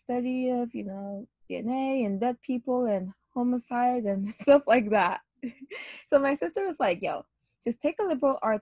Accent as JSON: {"language": "English", "country": "Ghana", "tie": "born or raised there", "also_born_or_lived": "United States", "moved": "as an adult", "lives_now": "New York City, United States", "said": "I grew up living in between Ghana and the U.S., although I was born in Ghana, and I moved here at a very young age. And like I said before, I have spent a lot of time growing up in between the two countries. However, I did spend most of like my teenage years in Ghana, and I moved back here when I was 18 years old"}